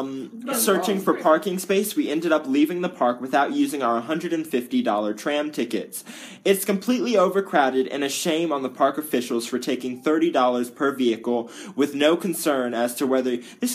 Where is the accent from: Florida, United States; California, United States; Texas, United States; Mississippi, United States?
California, United States; Being a Californian and paying up the wazoo for taxes